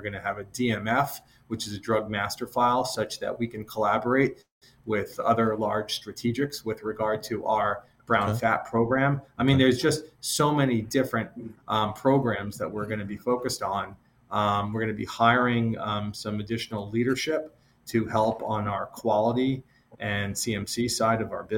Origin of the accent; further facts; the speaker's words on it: Massachusetts, United States; But I'll just say that I grew up in the Northeast, the small town outside of Boston.